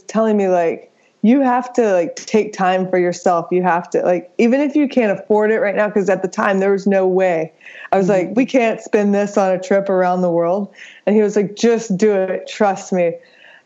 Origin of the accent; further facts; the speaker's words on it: New Braunfels, Texas, United States; also born or lived in Atlanta; born and raised in Texas, spent a little time in Atlanta, which I barely remember, then moved back to Texas